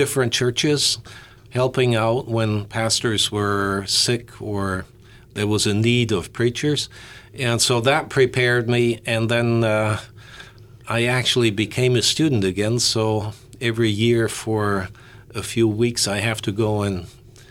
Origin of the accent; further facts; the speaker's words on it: Germany; moved away as an adult; also born or lived in Bloomington, Indiana; I was raised in the Lutheran church in Germany